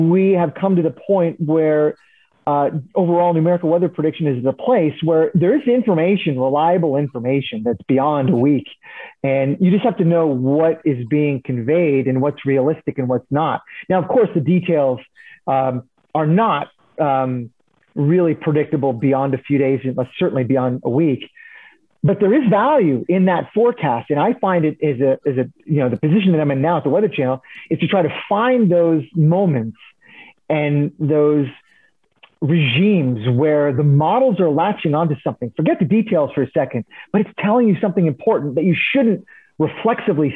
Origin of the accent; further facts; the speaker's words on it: Princeton, New Jersey, United States; also born or lived in Philadelphia, Pennsylvania; I grew up in New Jersey.